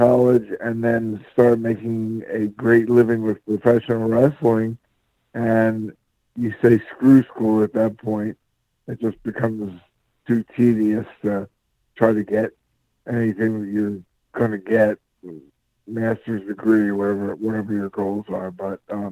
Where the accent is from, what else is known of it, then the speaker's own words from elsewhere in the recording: Philadelphia, Pennsylvania, United States; now in Covington, United States; I am from Philadelphia, Pennsylvania